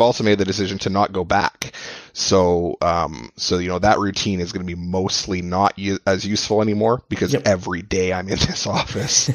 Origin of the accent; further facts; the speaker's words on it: Edmonton, Alberta, Canada; I'm from Edmonton, so I'm you know another Canadian